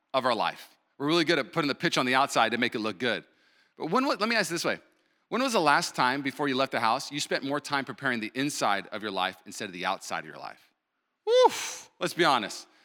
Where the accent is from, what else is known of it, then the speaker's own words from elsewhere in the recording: Puyallup, Washington, United States; moved away; also born or lived in Los Angeles / Burbank; I grew up in Puyallup, moved to L A, lived there for seven years